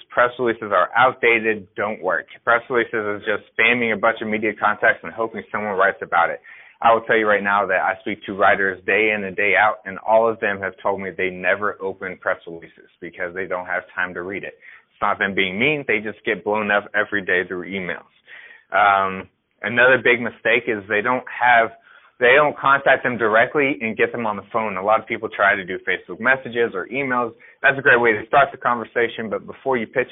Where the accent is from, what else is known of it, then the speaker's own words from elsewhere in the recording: Dallas-Fort Worth area, Texas, United States; I grew up in the Dallas-Fort Worth area of Texas, mid-cities